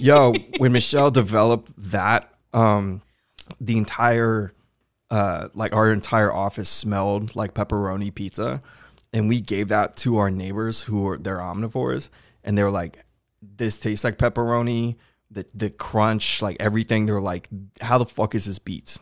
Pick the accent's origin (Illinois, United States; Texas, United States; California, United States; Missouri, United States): Texas, United States; Houston; growing up in Houston my whole life